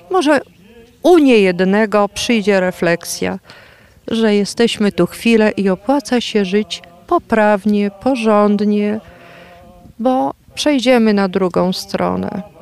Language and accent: Polish; Dębówka, Poland; To są moje strony rodzinne, z których pochodzę. Dębówka